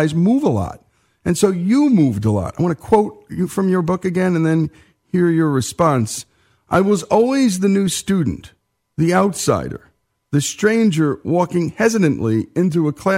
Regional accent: New Jersey, United States; this Jersey boy

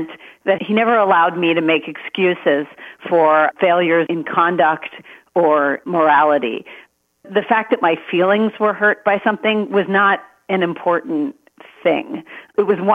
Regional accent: Maryland, United States; I was born in Maryland

